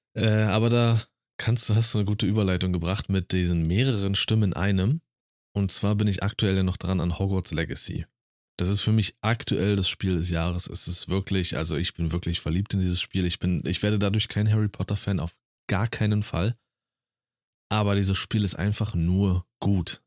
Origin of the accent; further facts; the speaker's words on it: Germany; ich als Deutscher